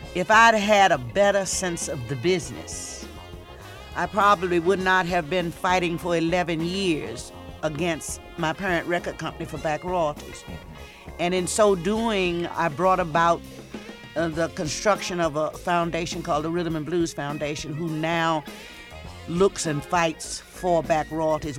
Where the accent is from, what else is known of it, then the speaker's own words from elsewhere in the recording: Portsmouth, Virginia, United States; also born or lived in North Carolina; growing up in Virginia